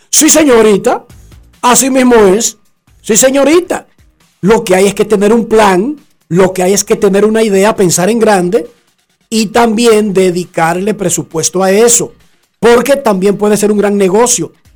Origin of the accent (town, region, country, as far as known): Dominican Republic